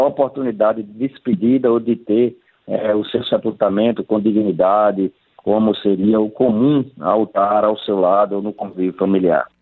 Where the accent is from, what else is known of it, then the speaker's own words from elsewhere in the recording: Northeast Region, Brazil; nós que somos aqui do Nordeste